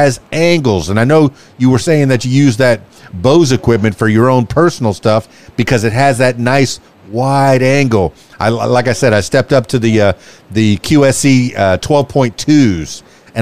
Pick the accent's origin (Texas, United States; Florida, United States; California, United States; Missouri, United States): Florida, United States; Miami; now in Russellville, United States; I'm from Miami, came to Russellville